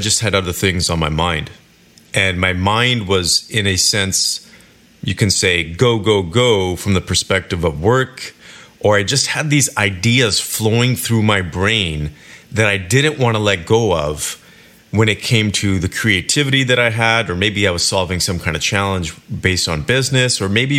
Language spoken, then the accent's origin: English; Kelowna, British Columbia, Canada; moved away; my hometown, Kelowna, British Columbia